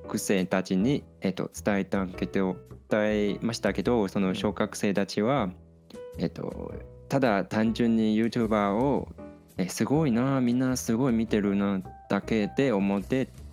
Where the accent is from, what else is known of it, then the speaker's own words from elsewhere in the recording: Taiwan; 台湾人として